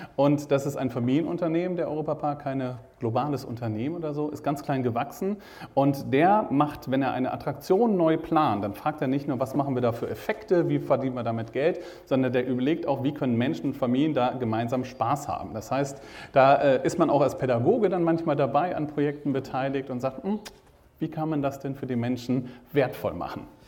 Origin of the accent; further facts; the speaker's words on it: Rhineland, Germany; moved away as an adult; also born or lived in Hannover; now in Rostock, Germany; Ich komme ja, ursprünglich aus dem Rheinland.